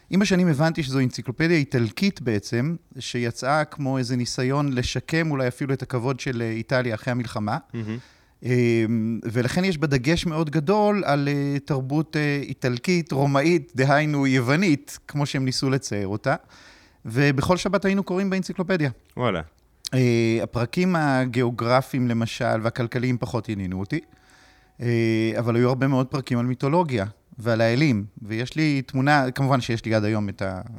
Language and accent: Hebrew; Kedumim, West Bank, Palestine; אני גדלתי בקדומים. אה, אבל ההורים שלי הם לא במקור מהציונות הדתית.